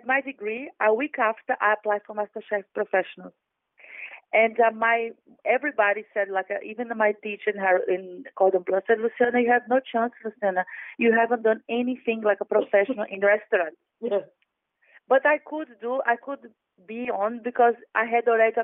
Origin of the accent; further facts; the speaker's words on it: Salvador, Bahia, Brazil; now in London, United Kingdom; I come from Salvador, where the slaves came to South America